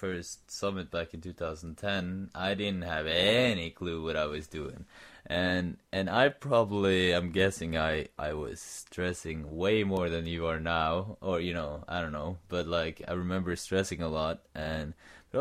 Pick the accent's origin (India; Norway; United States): Norway; Sandefjord, Vestfold; I'm in my hometown, Sandefjord